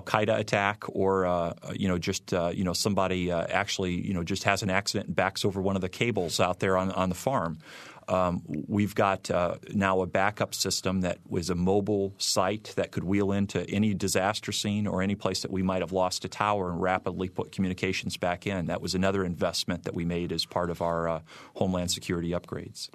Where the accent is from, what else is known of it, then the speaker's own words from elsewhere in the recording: Michigan City, Indiana, United States; accent: Midwesterner; moved away as an adult; I grew up in Michigan City